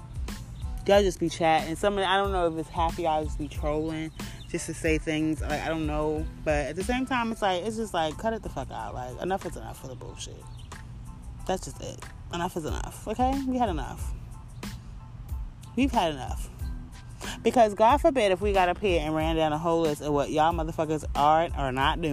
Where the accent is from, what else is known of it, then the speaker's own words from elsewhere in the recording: New York City, New York, United States; my hometown, Brooklyn